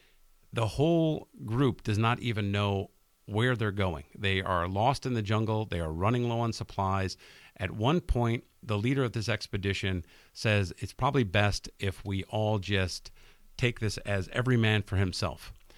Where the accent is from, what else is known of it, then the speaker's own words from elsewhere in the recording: Long Island, New York, United States; I grew up on Long Island, not far from Oyster Bay, New York, where Sagamore Hill was.